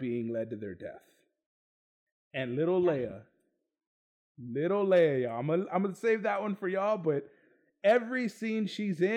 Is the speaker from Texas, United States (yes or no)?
yes; Texas, United States; I'm from Texas